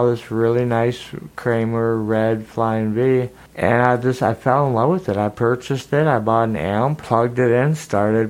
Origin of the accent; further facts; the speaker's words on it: Spain; now in Minneapolis, United States; when I was growing up in Spain